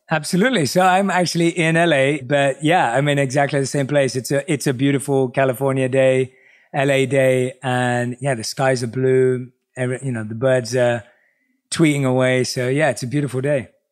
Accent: London, United Kingdom; growing up in England, obviously, I was born and raised in London.

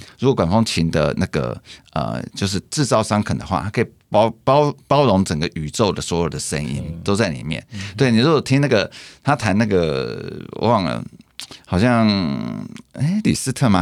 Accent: Taiwan; 我们台湾人

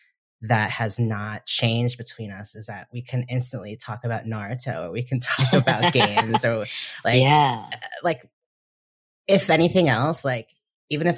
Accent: Delaware, United States; I'm from Delaware and my whole family pretty much lives in the kind of Pennsylvania

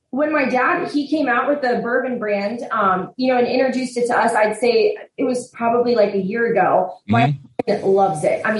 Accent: Southlake, Texas, United States; yeah we grew up in Southlake, which is like

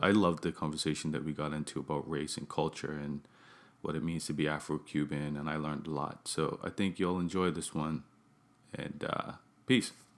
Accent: Bermuda; I I grew up in Bermuda. That's where I'm I'm from

